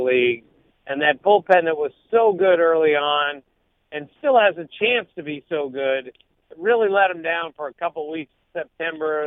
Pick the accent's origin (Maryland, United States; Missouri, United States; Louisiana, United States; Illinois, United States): Maryland, United States; I'm from Maryland